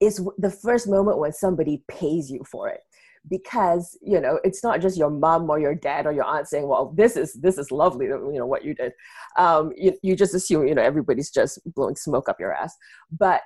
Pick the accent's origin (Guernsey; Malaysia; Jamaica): Malaysia; now in United States; growing up in Malaysia, even from a young age